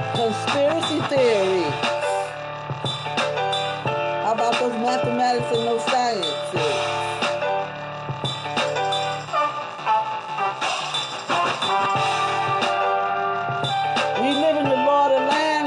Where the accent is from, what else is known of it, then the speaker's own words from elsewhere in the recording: New York City, New York, United States; moved away; somebody that I grew up with back in Brooklyn